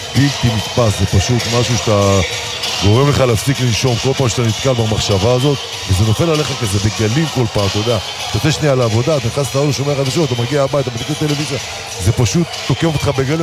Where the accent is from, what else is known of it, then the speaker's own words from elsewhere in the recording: Sderot, Southern District, Israel; now in Tel Aviv, Israel; אני יליד העיר שדרות